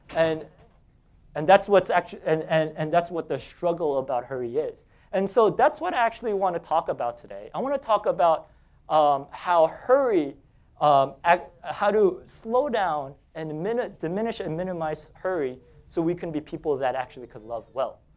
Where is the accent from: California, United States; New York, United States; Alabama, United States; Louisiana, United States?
New York, United States; New York City; I'm from Staten Island.